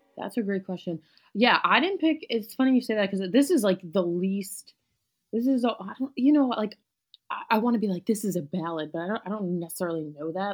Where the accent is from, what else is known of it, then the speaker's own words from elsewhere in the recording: New York City, New York, United States; I grew up in New York City. I'm back there now